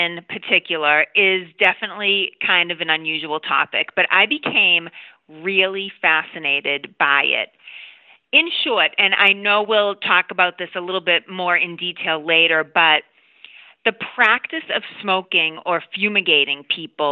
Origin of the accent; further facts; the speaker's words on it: Boston, Massachusetts, United States; I grew up in the Boston area